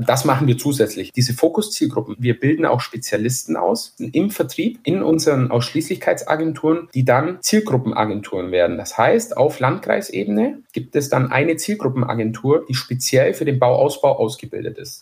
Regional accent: Bavaria, Germany; man hört's ja vielleicht, ich komme aus Bayern

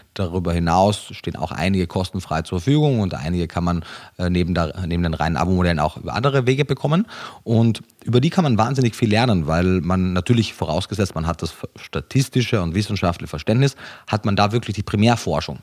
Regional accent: Austria; moved away; also born or lived in Germany; Ich bin gebürtiger Österreicher, habe aber auch lange Zeit in Deutschland gelebt

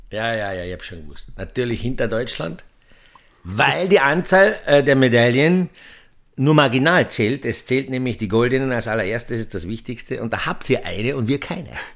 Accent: Austria; für uns Österreicher

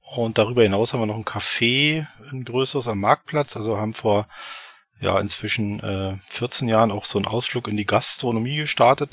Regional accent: Eberswalde, Brandenburg, Germany; komme aus Eberswalde, das 50 Kilometer nordöstlich von Berlin, also hier im wunderschönen Brandenburg.

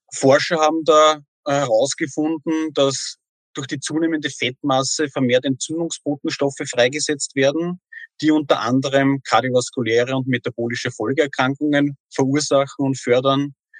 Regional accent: Austria; bei uns in Österreich

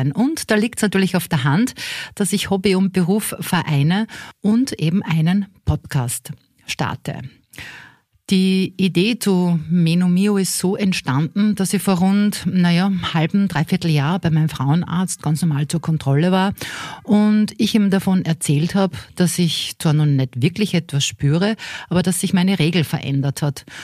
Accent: Linz, Upper Austria, Austria; Ich komme aus Linz in Oberösterreich und starte mit 2023 nicht nur das Projekt Meno Mio, sondern auch beruflich noch einmal neu durch.

